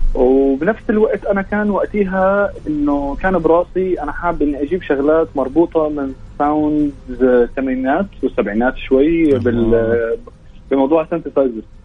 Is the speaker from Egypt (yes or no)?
no; Amman, Amman Governorate, Jordan; احنا كان عندنا بعمان